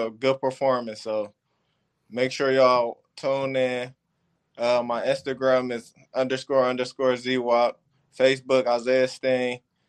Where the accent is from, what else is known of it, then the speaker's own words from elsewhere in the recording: Cleveland, Ohio, United States; also born or lived in Detroit; Football, I'll go for Cleveland Browns, where I'm from.